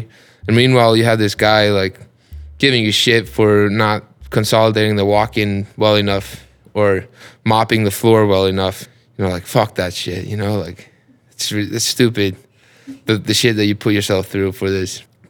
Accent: Iceland; I'm a cook from Iceland.

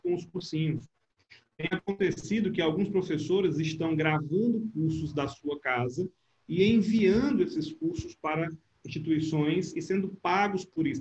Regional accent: Brazil; o tempo que eu morei fora, quando eu dizia, ah, eu sou brasileiro

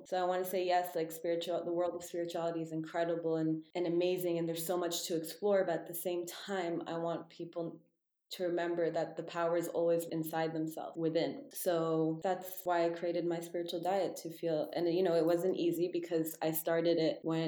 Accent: Texas, United States; I was born in Texas

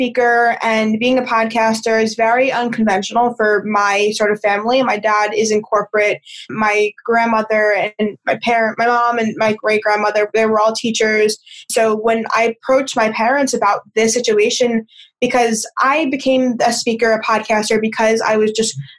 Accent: New York, United States; moved away as an adult; now in California, United States; I think for college, I moved cross country. So I moved from New York to California.

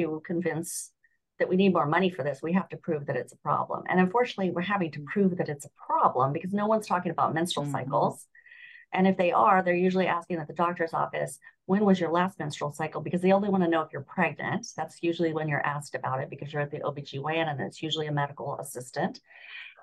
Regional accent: Southern California, United States; moved away as an adult; also born or lived in Los Angeles; now in Florida, United States; I grew up in Southern California

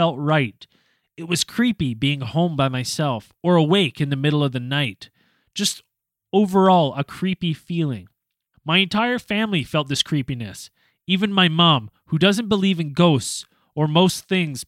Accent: West Kelowna, British Columbia, Canada; my parents' home that I grew up in West Kelowna there

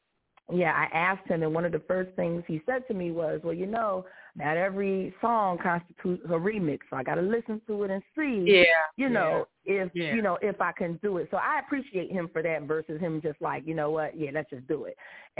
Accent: Philadelphia, Pennsylvania, United States; Well, I am a military mama, I am a teacher, and I'm a vocalist from Philadelphia.

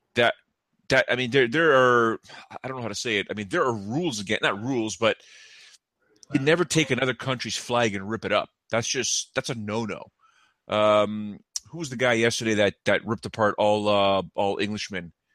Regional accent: just north of Toronto, Ontario, Canada; I'm from just, uh, from just north of Toronto

